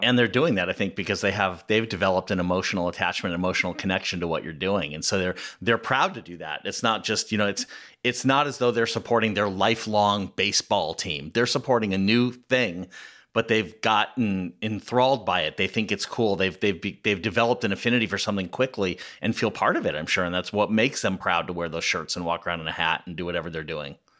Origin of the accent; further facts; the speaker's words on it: Southern California, United States; I grew up in Southern California